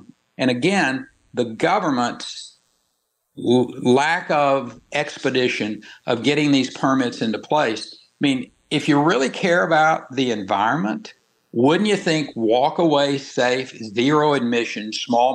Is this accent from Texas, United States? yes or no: yes; Texas, United States; my home state that I dearly love. I was a big proponent of bringing wind energy into the state of Texas